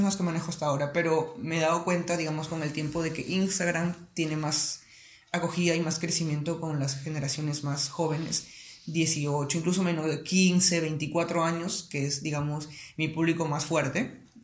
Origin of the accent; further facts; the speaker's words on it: Piura, Peru; also born or lived in Iquitos, Loreto, Peru; yo no soy piurano de nacimiento. Nací en Iquitos, en Loreto, pero prácticamente he vivido toda mi vida en Piura